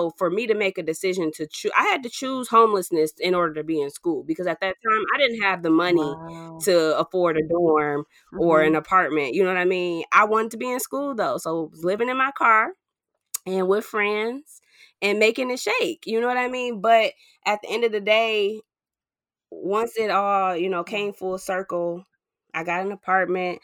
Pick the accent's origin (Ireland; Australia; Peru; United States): United States; Ypsilanti, Michigan; I grew up in Ypsilanti.